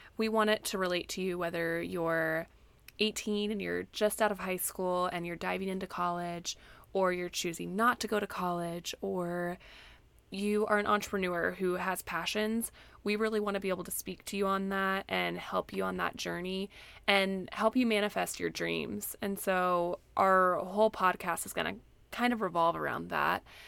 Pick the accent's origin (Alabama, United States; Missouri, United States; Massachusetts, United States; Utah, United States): Missouri, United States; moved away as an adult; also born or lived in Northwest Arkansas; I grew up in Missouri and then ended up in Northwest Arkansas for college